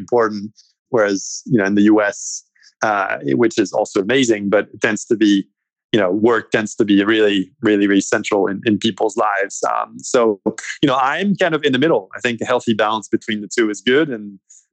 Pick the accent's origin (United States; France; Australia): France; moved away; I grew up in France and my mother's side is French.